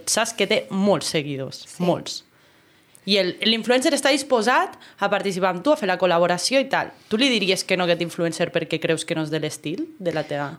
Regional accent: Andorra; aquí a Andorra, que és un país poble, que ens coneixem tots

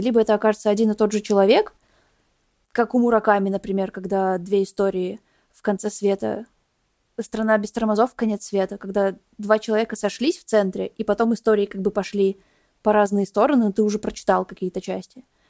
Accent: Belarus; моей страны

